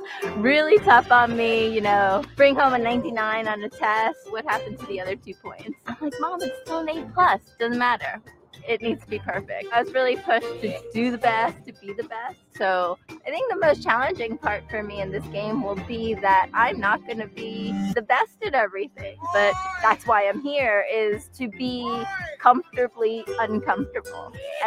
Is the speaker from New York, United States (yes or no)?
yes; New York City, New York, United States; I'm a designer. I grew up in Brooklyn, New York, born and raised by parents who immigrated from South Korea.